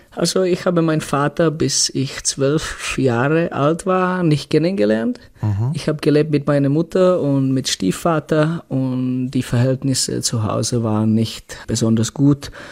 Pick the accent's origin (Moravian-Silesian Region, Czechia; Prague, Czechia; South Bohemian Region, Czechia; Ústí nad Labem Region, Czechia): Ústí nad Labem Region, Czechia; Litvínov; German is a second language; moved away as an adult; ich bin äh, aus Tschechien, aus kleinen Stadt, aus Litvinov